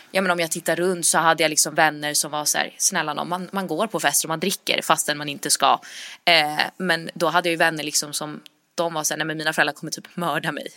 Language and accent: Swedish; Sweden; moved away; jag var hemma i Sverige nu i mars